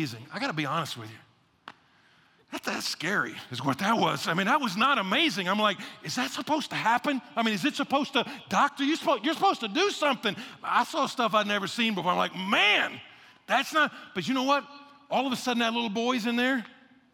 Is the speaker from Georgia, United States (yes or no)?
yes; Atlanta, Georgia, United States; moved away; also born or lived in Texas / Houston, Texas; I was born in Atlanta, had Texas roots